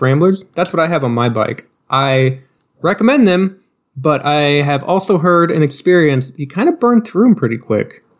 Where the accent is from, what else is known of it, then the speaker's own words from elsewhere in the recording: Knoxville, Iowa, United States; we're from Southern Iowa, or not Southern Iowa, but Knoxville, Iowa